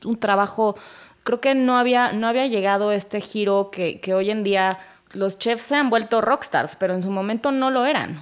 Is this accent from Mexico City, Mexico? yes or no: yes; Mexico City, Mexico; Soy de la Ciudad de México, originaria